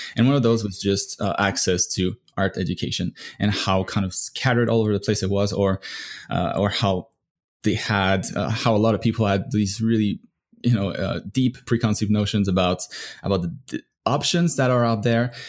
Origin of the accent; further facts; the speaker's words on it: Canada; now in United States; I'm from Canada